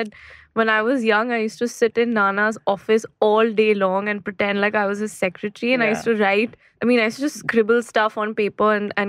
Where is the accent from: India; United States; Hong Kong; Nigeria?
India; Because we're Indian. So Desi parenting.